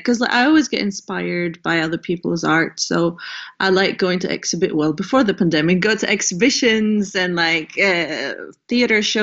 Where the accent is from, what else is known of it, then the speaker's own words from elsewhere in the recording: Greece; also born or lived in Amsterdam, Netherlands; now in Scotland, United Kingdom; I'm based in the UK, but I'm originally from Greece.